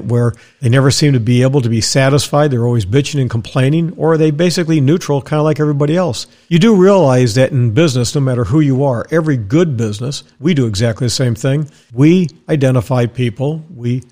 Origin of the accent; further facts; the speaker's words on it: Dallas, Texas, United States; moved away; also born or lived in Wisconsin / Tampa, Florida; I was raised in Dallas, Texas